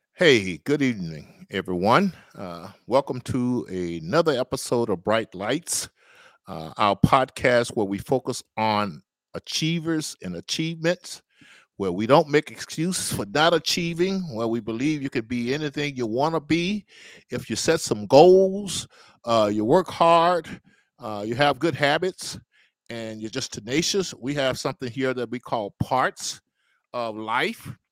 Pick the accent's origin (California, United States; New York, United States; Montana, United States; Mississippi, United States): Mississippi, United States; Natchez; my hometown of Natchez